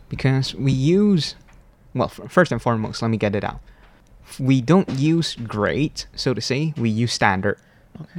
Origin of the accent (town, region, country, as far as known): Malaysia; born or raised there; moved away as an adult; now in Hualien, Taiwan